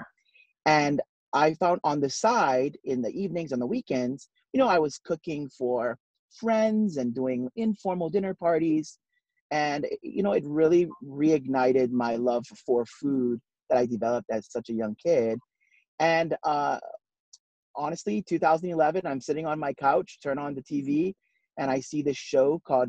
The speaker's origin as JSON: {"language": "English", "area": "north shore of Oahu", "region": "Hawaii", "country": "United States", "tie": "born or raised there", "moved": "yes", "lives_now": "Silver Spring, United States", "said": "I grew up in Hawaii, small town on the north shore of Oahu. I'm the oldest of 9 kids."}